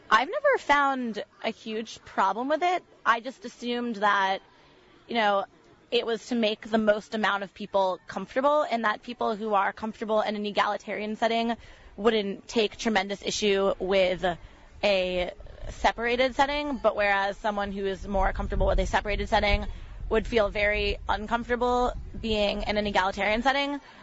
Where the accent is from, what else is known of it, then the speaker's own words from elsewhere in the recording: West Hartford, Connecticut, United States; I'm from West Hartford, Connecticut